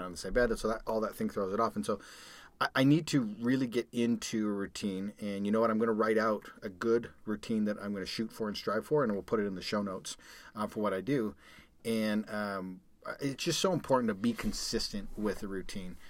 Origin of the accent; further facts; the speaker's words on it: Calgary, Alberta, Canada; moved away as an adult; now in United States; I grew up in Calgary, Canada